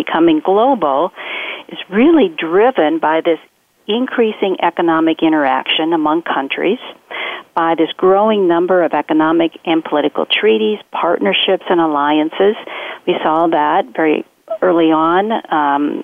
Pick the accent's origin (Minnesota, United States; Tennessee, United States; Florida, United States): Minnesota, United States; rural; I grew up in Minnesota, in rural Minnesota